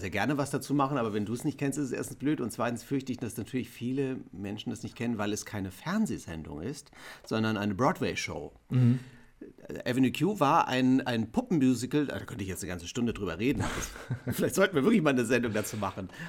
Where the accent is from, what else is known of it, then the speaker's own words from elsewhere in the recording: West Germany, Germany; wir sind im Westen